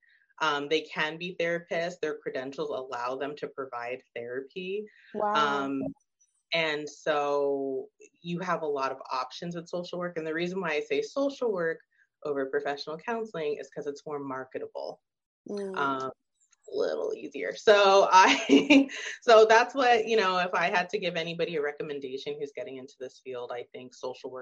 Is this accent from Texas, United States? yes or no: no; Arizona, United States; I'm from Arizona